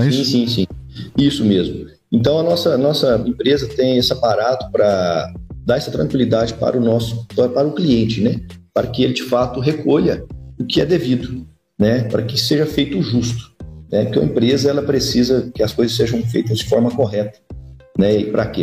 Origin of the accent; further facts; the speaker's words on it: Brazil; nós brasileiros